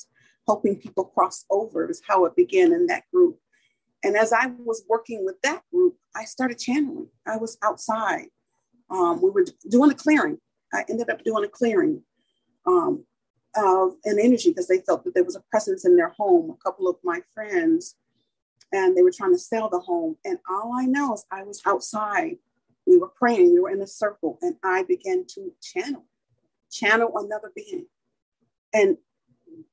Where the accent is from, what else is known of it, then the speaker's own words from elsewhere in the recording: Detroit, Michigan, United States; now in San Diego County, United States; when I grew up in Detroit, Michigan with my grandmother